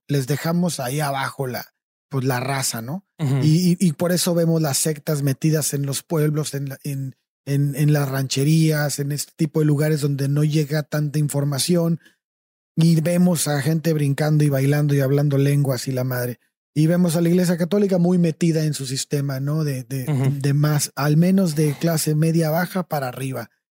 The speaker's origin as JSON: {"language": "Spanish", "country": "Mexico"}